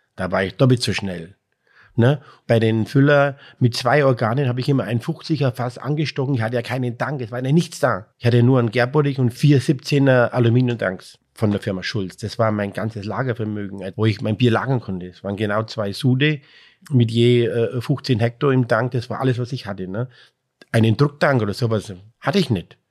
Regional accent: Breitenlesau, Bavaria, Germany; hier bei uns in Breitenleser

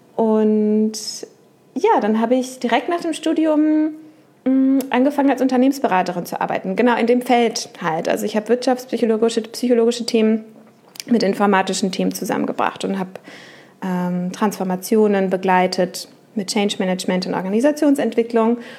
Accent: Uelzen, Lower Saxony, Germany; moved away as an adult; also born or lived in Hannover / Duisburg / Düsseldorf; Ich bin in Uelzen geboren, falls das jemand von denen da draußen kennt. Ich habe dort 19 mhm. Jahre gewohnt

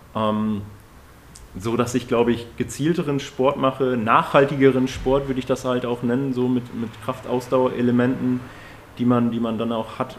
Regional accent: Emsland, Lower Saxony, Germany; moved away; bei uns in meinem Heimatort, äh, im Emsland

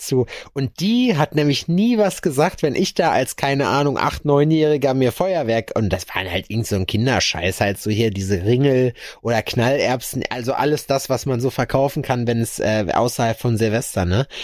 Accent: Schalksmühle, North Rhine-Westphalia, Germany; bei uns in Schalksmühle, äh, wo meine Grundschule war, wo wir auch immer skaten waren

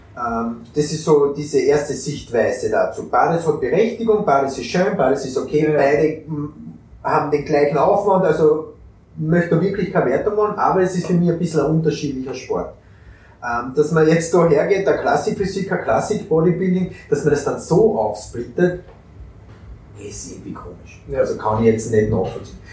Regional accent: Austria; bei uns in Österreich

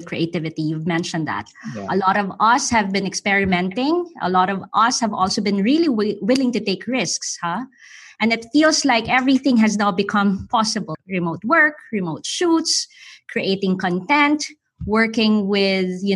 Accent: Philippines; As a Filipino

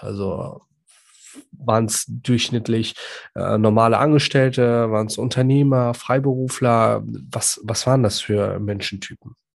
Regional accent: Iraq; now in Germany; Ich komme ja gebürtig aus dem Irak.

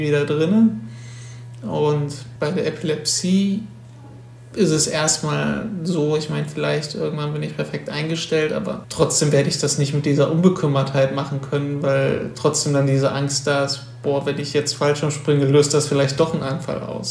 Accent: Wuppertal, North Rhine-Westphalia, Germany; moved away as an adult; now in Cologne, Germany; wohne zwar jetzt in Köln seit äh, sechs, sieben Jahren, und, aber ich komme ursprünglich aus Wuppertal

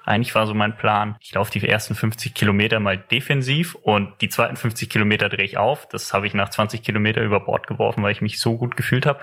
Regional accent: Eifel, Germany; in der Eifel, wo ich herkomme

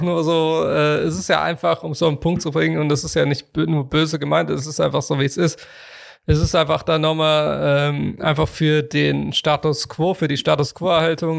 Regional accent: Cologne, North Rhine-Westphalia, Germany

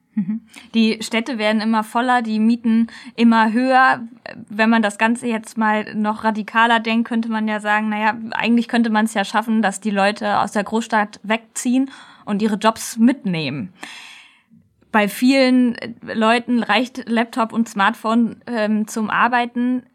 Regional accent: near Kassel, Hesse, Germany; Ich komme ja aus der Nähe von Kassel

